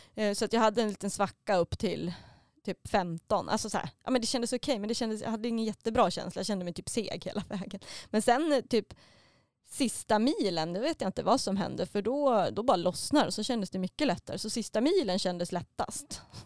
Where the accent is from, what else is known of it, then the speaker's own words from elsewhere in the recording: Mora, Dalarna County, Sweden; Eftersom att jag kommer från Mora så är man uppväxt med Vasaloppet